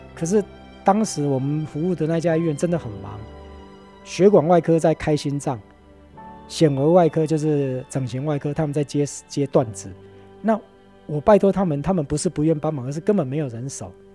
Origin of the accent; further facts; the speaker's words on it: Tainan, Taiwan; moved away as an adult; also born or lived in Taipei / Kaohsiung; 我是在台南出生